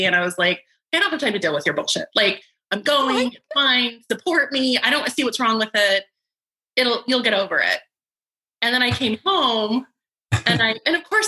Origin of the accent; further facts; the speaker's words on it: Salt Lake City, Utah, United States; I was raised in Salt Lake City